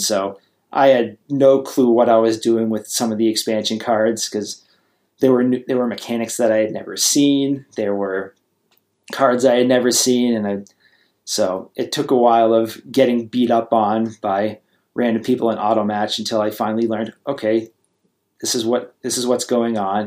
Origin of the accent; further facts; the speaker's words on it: Vermont, United States; moved away; I grew up in Vermont, um, so the eastern part of the United States.